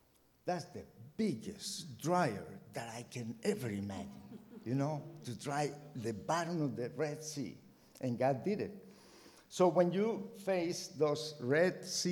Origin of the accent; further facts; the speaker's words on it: Colombia; moved away as an adult; also born or lived in United States; now in Mexico; I grew up in Colombia, South America